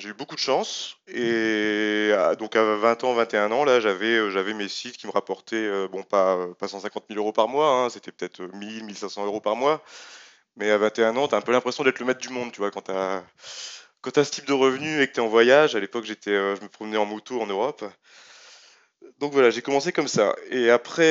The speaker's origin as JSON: {"language": "French", "country": "France", "said": "suis français"}